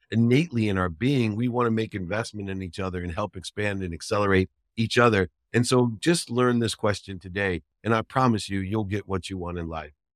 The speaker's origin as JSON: {"language": "English", "town": "Akron", "region": "Ohio", "country": "United States", "tie": "born or raised there", "said": "I, I grew up in Akron, Ohio"}